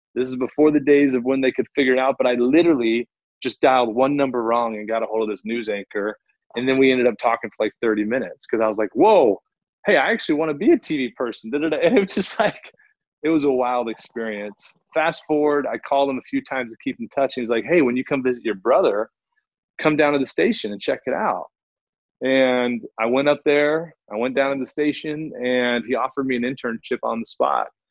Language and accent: English; Fort Worth, Texas, United States; moved away as an adult; also born or lived in Chicago / Bay Area, California; I was born and raised in Fort Worth, Texas